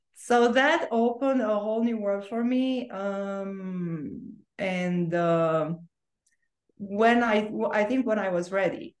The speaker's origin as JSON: {"language": "English", "region": "Bucharest", "country": "Romania", "tie": "born or raised there", "also_born_or_lived": "Orange County, California", "second_language": "English", "moved": "yes", "lives_now": "Sedona, United States", "said": "you can hear my accent and i have an accent because i was actually born and raised in romania so that part of my life was happening in romania in bucharest"}